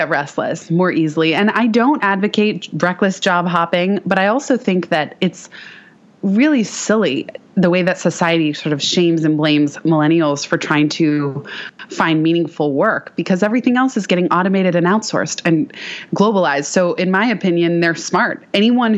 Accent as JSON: {"language": "English", "town": "San Francisco", "region": "California", "country": "United States", "tie": "born or raised there", "also_born_or_lived": "Palo Alto / Mountain View", "said": "And I'm born and raised in San Francisco"}